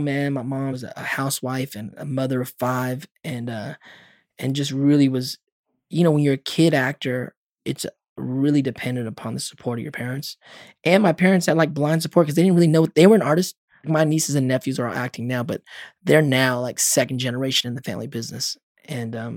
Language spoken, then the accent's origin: English; Los Angeles, California, United States; I was 10 years old when I got to LA with my brothers